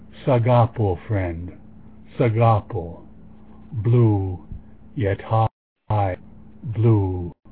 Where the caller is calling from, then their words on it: Sonoma, California, United States; Sonoma, California.